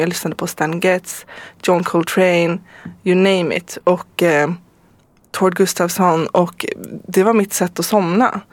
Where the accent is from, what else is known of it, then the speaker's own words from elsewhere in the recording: Stockholm, Stockholm County, Sweden; jag är ju född i Stockholm, mm. men eh, jag, har, jag är inte svensk medborgare så att jag är tysk medborgare